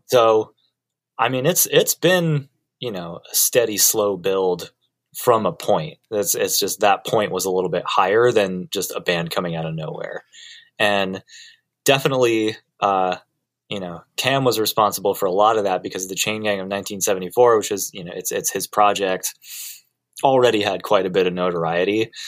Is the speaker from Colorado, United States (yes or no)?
yes; Colorado, United States; moved away as an adult; now in Los Angeles, United States; I did grow up uh, in Colorado. I moved to Los Angeles when I was 25